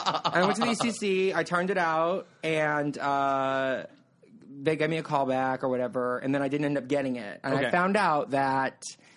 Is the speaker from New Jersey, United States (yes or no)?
no; California, United States; moved away as an adult; now in New York, United States; I'm from California. I'm super beachy